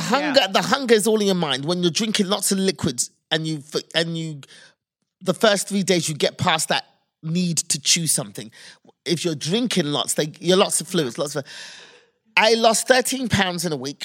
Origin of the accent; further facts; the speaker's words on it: United Kingdom; moved away as an adult; now in United States; as a kid 'cause I'm British